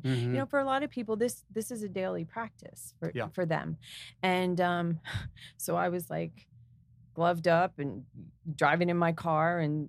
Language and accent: English; New Jersey, United States; also born or lived in Easton; I grew up in Warren County. So I'm a Jersey girl at heart